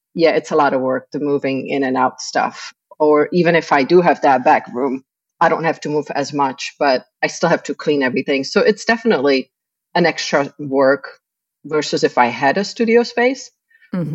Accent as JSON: {"language": "English", "region": "Prague", "country": "Czechia", "tie": "born or raised there", "moved": "as an adult", "lives_now": "Tampa Bay, United States", "said": "I was born in the Czech Republic."}